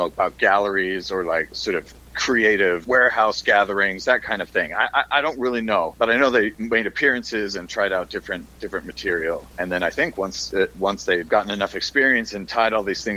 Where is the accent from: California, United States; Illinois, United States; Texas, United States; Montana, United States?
Illinois, United States; Chicago; also born or lived in Boston; now in Missouri, United States; I grew up in the Chicago area